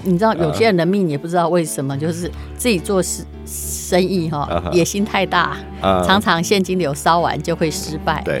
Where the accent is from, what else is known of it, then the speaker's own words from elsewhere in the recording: Taiwan; accent: Taiwanese Mandarin; 因为我的台湾国语可能大家比较容易接受。